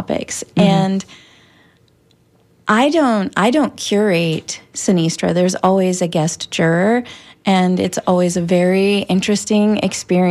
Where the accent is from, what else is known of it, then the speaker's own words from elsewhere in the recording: Florida, United States; growing up in Florida and being in the creative community